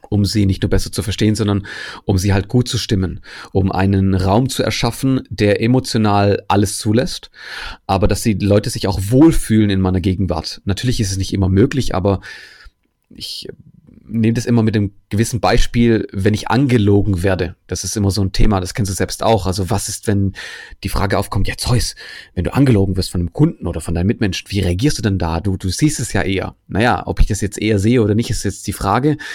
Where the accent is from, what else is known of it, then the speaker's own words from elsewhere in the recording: Germany; weil ich als Grieche bin hier in Deutschland aufgewachsen